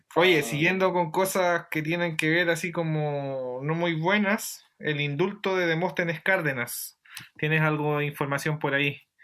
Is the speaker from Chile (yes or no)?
yes; Chile; nosotros dentro de este paradigma, eh, llamémoslo espacial chileno, eh, tenemos ciertos comportamientos que son herencias de estos dogmas cristianos heredados por nuestras familias